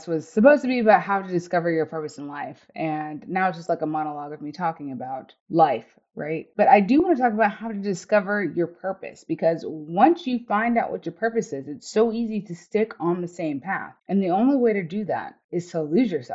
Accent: the South, United States; moved away as an adult; also born or lived in Germany / Iraq / East Coast; I grew up in the South.

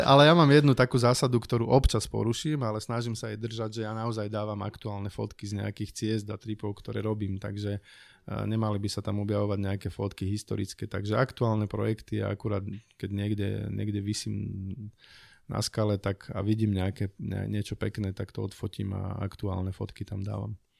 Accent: from below the Tatras, Prešov Region, Slovakia; moved away; also born or lived in Bratislava area; pochádzam z Tatier, teda spod Tatier

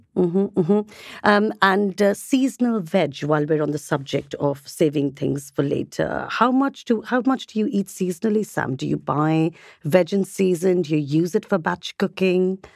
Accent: India; I'm obviously from India

